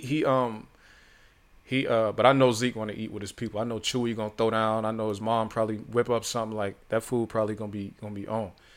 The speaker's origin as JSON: {"language": "English", "town": "Youngstown", "region": "Ohio", "country": "United States", "tie": "born or raised there", "moved": "yes", "said": "I'm from Youngstown. Small city."}